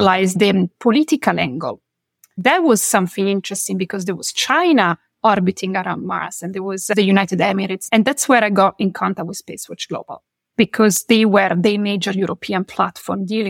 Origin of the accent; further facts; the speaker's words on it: Milan, Lombardy, Italy; moved away as an adult; Milan is my hometown, is where I come from.